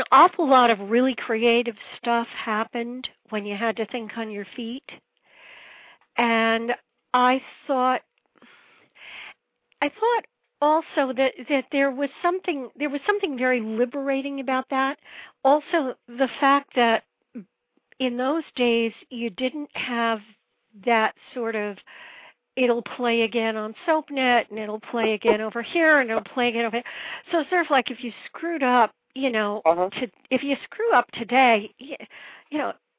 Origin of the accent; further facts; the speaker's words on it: Woodbridge, Connecticut, United States; moved away as an adult; also born or lived in New York; I was born in Woodbridge, Connecticut, which is outside New Haven.